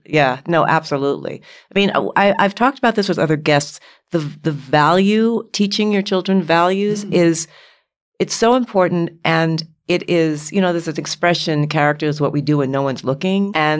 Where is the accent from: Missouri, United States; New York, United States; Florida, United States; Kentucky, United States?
New York, United States; New York City; They grew up in New York City. I grew up in New York City.